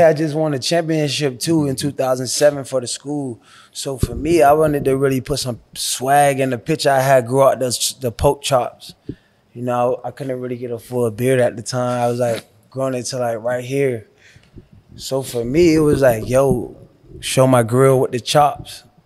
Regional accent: Miami, Florida, United States; I was from Miami

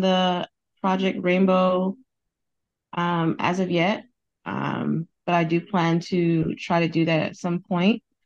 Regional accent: California, United States; I'm from California in the United States

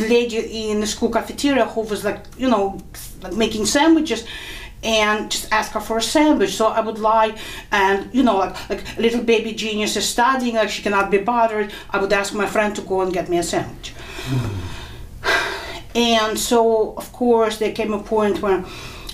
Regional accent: Kharkiv, Kharkiv Oblast, Ukraine; moved away; also born or lived in New York; I was born in Kharkov. Now it's part of Ukraine, but at the time it was part of the Soviet Union. Mm-hmm. And my family came to New York in 1980

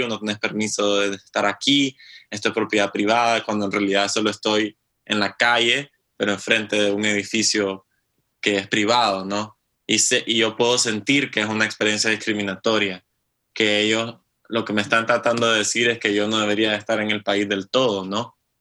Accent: Nicaragua; moved away as an adult; now in Norway; este es un proyecto que vengo trabajando desde que me fui de Nicaragua

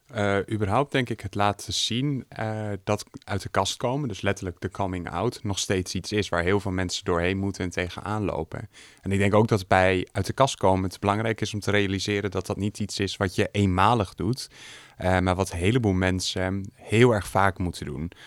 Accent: Groningen, Netherlands; also born or lived in Hoogeveen; Geboren en getogen in Groningen met een korte uitstap naar Hoogveen.

